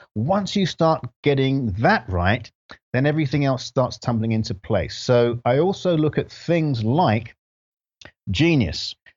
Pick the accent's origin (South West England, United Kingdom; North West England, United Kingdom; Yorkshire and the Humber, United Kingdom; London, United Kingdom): London, United Kingdom; moved away as an adult; also born or lived in Grenada; now in United States; We lived in London, and I grew up in London